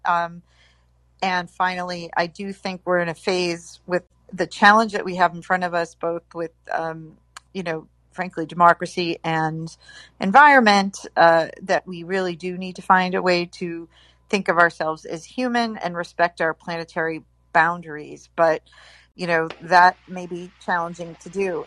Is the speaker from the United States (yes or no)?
yes; Boston, Massachusetts, United States; moved away; I was born and raised in Boston of Italian Irish descent